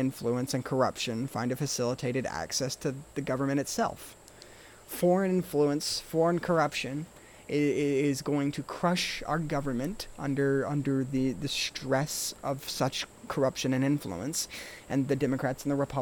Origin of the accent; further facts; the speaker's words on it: United States; we as American people